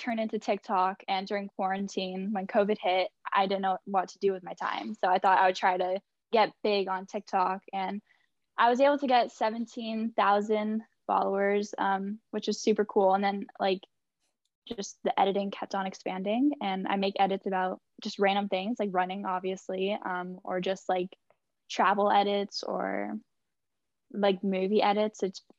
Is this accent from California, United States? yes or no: yes; San Francisco, California, United States; also born or lived in Chester, England / San Diego, California; I was originally born in England, small town in Chester, which is also where Alfie's from, which is super, super cool, small world. But I grew up in San Francisco for most of my life. I've been there since I was five.